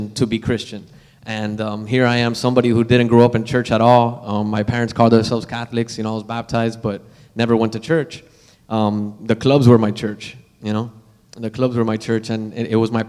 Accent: Miami, Florida, United States; moved away as an adult; also born or lived in Charlotte, North Carolina; I grew up in Miami, born and raised, went to school here and everything.

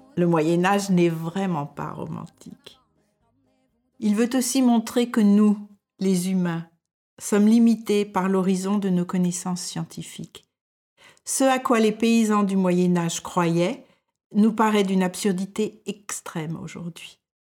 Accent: France; moved away as an adult; now in Denmark

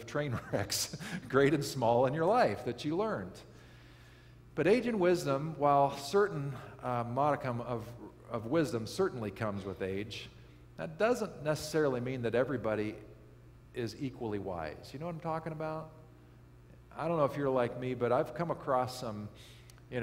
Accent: Kansas, United States; I grew up in Kansas, And northeastern Kansas, it's actually quite lovely

